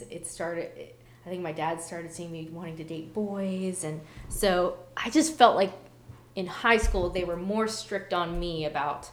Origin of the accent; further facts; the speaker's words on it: Baltimore, Maryland, United States; moved away; I'm from Baltimore